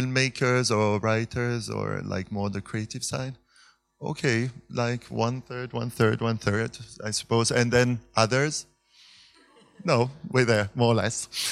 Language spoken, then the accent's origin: English; Switzerland; now in Berlin, Germany; I'm from originally from Switzerland, living in Berlin nowadays